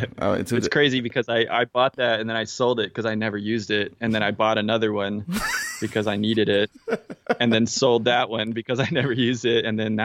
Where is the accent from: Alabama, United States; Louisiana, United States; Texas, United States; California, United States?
Texas, United States; Midland; I'm from Midland. I'm from Odessa. I lived in Midland for a little bit, but yeah, from Midland, Odessa area.